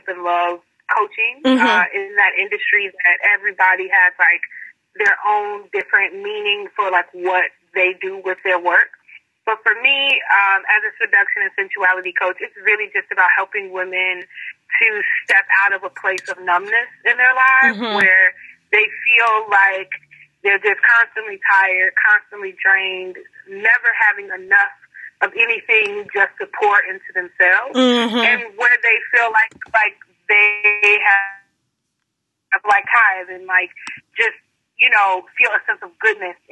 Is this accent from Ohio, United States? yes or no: no; Chicago, Illinois, United States; I'm 27. I'm from Chicago